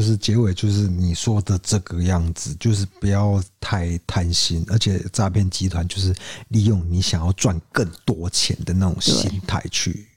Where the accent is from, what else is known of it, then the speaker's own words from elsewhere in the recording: Kaohsiung, Taiwan; 我们高雄人哦，都会去那个高雄火车站附近补习